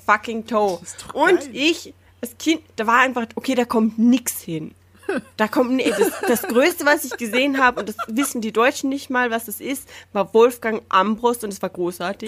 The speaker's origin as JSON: {"language": "German", "region": "Salzburg", "country": "Austria", "said": "ich komm aus dem Landteil vom Land Salzburg"}